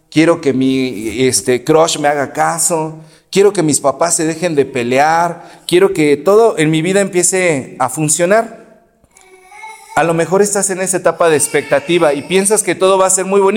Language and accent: Spanish; Exlalpan, State of Mexico, Mexico; now in Anáhuac, Mexico; yo hablo de donde yo vengo, en Exlalpan, la gente está peleada, es gente muy liosa, lo sabe la pastora que también estuvo allá. Pero aquí en Anáhuac yo sé que eso no pasa